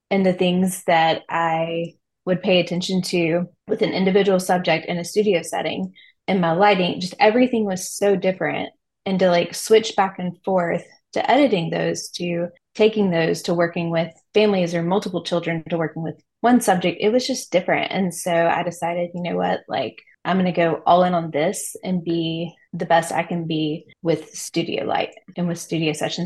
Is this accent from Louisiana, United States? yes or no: yes; Louisiana, United States; moved away; I'm from Louisiana originally